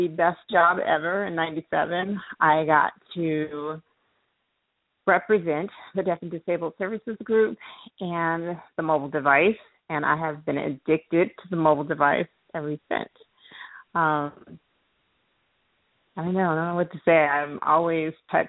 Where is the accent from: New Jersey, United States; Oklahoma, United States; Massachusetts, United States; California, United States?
California, United States; Richmond; now in Atlanta, United States; I am from Richmond, California